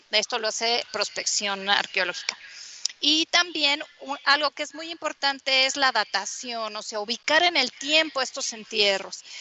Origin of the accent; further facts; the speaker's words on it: Mexico; ser pues lo que somos, ¿no? Mexicanos con todas nuestras cosas